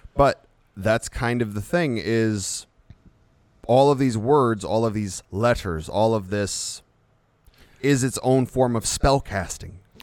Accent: United States; we're American

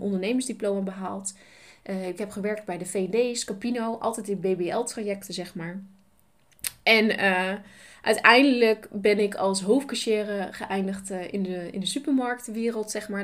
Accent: Nijeveen, Drenthe, Netherlands; Ik ben geboren in Nijveen. Ik ben opgegroeid met twee broers

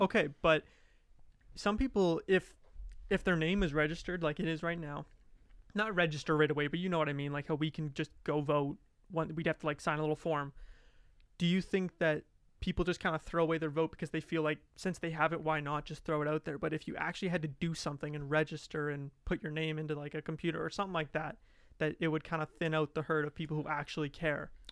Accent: Alberta, Canada; moved away; I'm from Alberta.

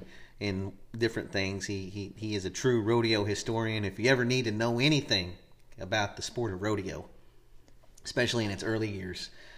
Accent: Hutchinson, Kansas, United States; now in Osage County, United States; Well, I grew up in Kansas. Can you believe it? Up in Hutchinson, Kansas. My whole family were all from New Mexico. But I grew up in Kansas. I'm a Kansan. It's where I was born. Unfortunately, I'm not an Okie. Wish I was.

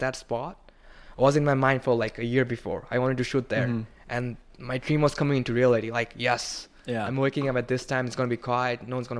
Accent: Bangladesh; moved away as an adult; also born or lived in Kentucky; now in New York City, United States; So I come from Bangladesh, right?

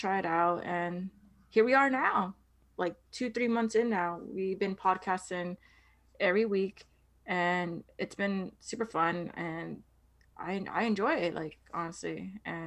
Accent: New York, United States; I'm from New York, born and raised

